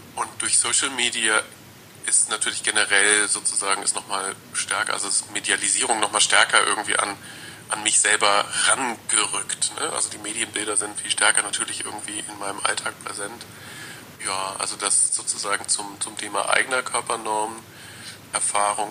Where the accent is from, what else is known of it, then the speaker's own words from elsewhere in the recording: rural southwest Germany, Germany; ich bin im auf dem Land aufgewachsen, äh, so im Südwesten Deutschlands